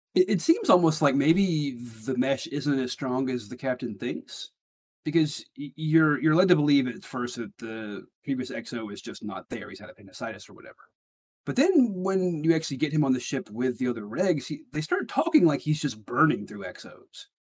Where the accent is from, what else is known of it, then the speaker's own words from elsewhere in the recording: Alabama, United States; my neck of the woods